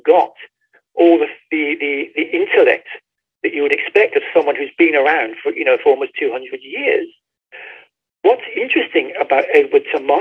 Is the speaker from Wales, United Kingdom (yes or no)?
no; Bradford-on-Avon, South West England, United Kingdom; the outskirts of my hometown, which is Bradford-on-Avon in Wiltshire